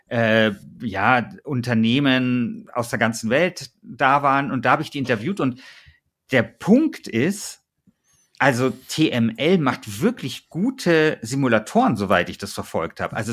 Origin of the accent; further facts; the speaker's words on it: Bavaria, Germany; Vielleicht nehme ich jetzt hier äh, diese Folge auf und weiß nicht, dass mein Heimatbundesland äh, Bayern äh, sang- und klanglos gegen Schleswig-Holstein ausgeschieden ist.